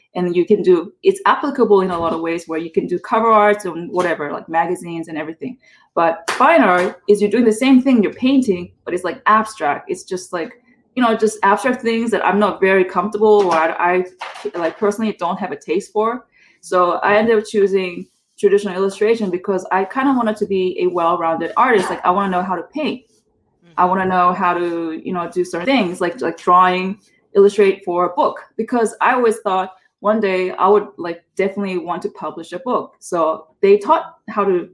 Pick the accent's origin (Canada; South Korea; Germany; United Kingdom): South Korea; also born or lived in San Francisco, United States; now in United States; I was born in South Korea. I still am Korean, by the way, but I reside here in America